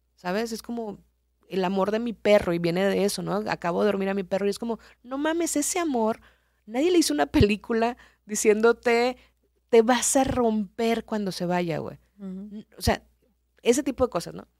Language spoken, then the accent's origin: Spanish; Culiacán, Sinaloa, Mexico; moved away as an adult; also born or lived in Nuevo Laredo / Mexico City / Reynosa; Yo soy de Culiacán, estaba en Culiacán